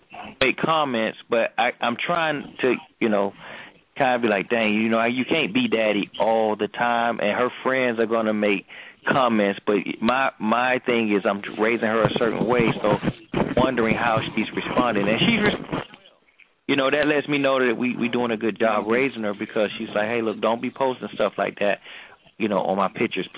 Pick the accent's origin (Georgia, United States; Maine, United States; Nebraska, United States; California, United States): Georgia, United States; moved away; I'm from Georgia, too